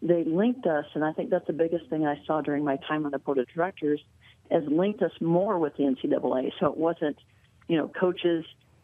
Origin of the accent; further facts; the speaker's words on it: Iowa, United States; I grew up in Iowa